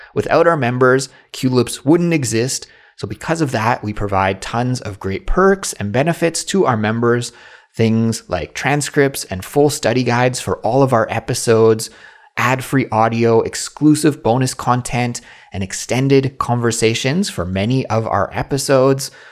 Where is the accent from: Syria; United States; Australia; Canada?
Canada; now in South Korea; my life as a Canadian who lives abroad in South Korea